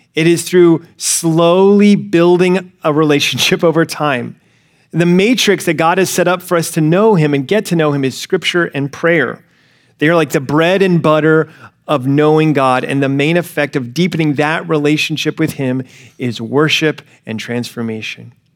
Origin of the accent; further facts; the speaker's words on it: Alabama, United States; growing up in the South, I grew up in Alabama